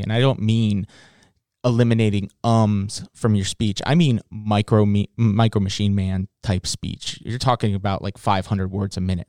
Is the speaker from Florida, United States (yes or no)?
no; Virginia Beach, Virginia, United States; I grew up in Virginia Beach in, in, in Norfolk area.